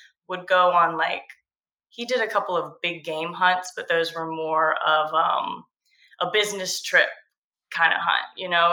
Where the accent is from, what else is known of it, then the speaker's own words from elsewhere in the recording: Georgia coast, United States; I grew up on the Georgia coast